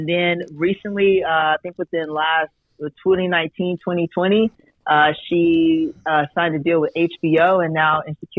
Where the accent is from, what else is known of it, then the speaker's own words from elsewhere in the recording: Las Vegas, Nevada, United States; Born and raised in Las Vegas, Nevada.